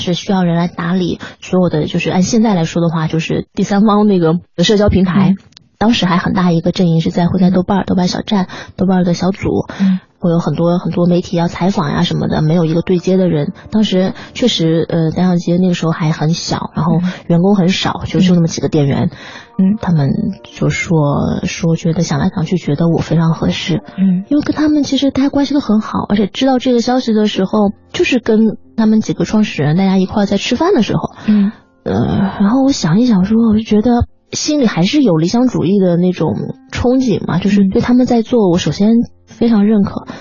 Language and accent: Chinese; Hangzhou, Zhejiang, China; moved away as an adult; also born or lived in Beijing; 我零四年嗯。在中戏上的学嗯。戏文系，我是杭州人